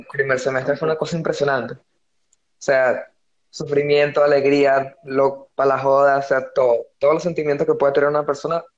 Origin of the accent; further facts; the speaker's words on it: Venezuela; accent: Venezuelan; yo hablo demasiado venezolano